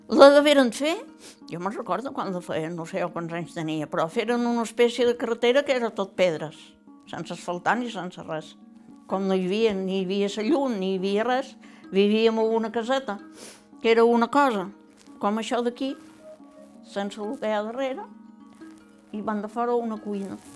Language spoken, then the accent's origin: Catalan; Cap de Barberia, Balearic Islands, Spain; Vaig néixer el 38 i … Jo som del cap de Barberia, que no és el mateix, eh? La vida d'aquí dalt que d'allà.